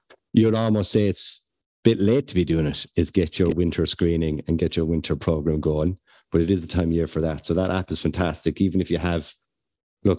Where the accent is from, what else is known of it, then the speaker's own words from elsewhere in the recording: the Burren, County Clare, Ireland; I'm from the Burn in County Clare, 100 square miles of limestone rock